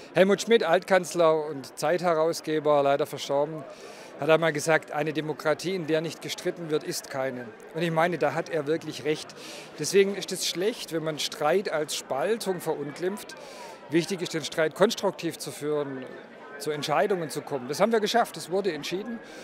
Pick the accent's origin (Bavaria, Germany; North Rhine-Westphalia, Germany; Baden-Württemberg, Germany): Baden-Württemberg, Germany; Swabia; ich als Schwabe